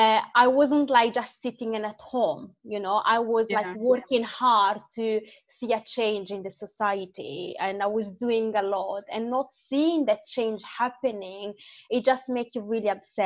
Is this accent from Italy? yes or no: yes; Manerbio, Lombardy, Italy; accent: Italian; English is a second language; moved away as an adult; also born or lived in Morocco; now in United Kingdom; So I grew up in the north. Okay. The city is called, I'm in a small town called Manerbio. That is part of another city called Brescia.